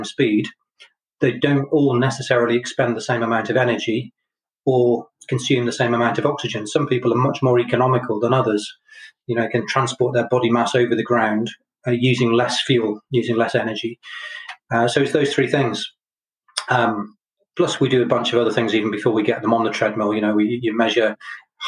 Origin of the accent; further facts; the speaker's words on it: Chepstow, Wales, United Kingdom; moved away as an adult; also born or lived in Brighton; I grew up in Chepstow